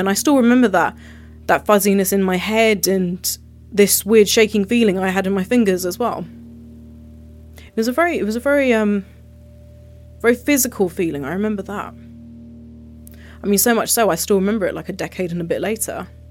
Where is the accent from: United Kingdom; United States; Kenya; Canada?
United Kingdom; I was born and raised here